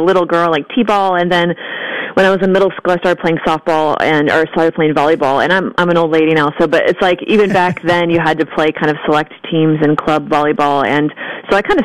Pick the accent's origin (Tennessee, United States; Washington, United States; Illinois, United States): Washington, United States; just north of Portland, Oregon; also born or lived in Texas; I was born in Texas, but I was raised in Washington State, just north of Portland, Oregon, and grew up Catholic